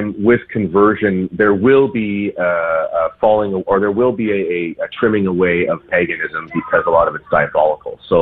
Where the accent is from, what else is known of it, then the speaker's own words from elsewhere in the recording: Canada; I am Canadian